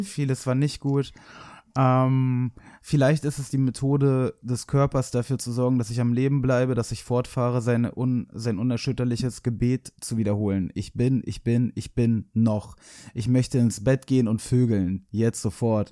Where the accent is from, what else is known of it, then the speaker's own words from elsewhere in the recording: Hamburg, Germany; ich bin nicht aus Berlin, sondern aus Hamburg